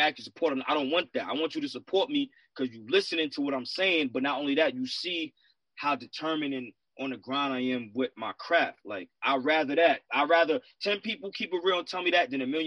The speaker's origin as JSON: {"language": "English", "town": "Bay Shore", "region": "New York", "country": "United States", "said": "I'm New York, but I'm from Long Island, New York."}